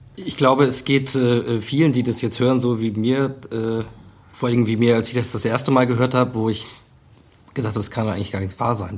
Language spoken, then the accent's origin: German; Germany; als Deutscher